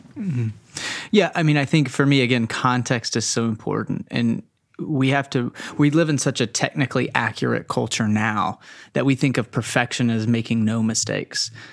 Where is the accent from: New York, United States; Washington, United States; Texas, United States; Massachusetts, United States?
Texas, United States; I was raised in Texas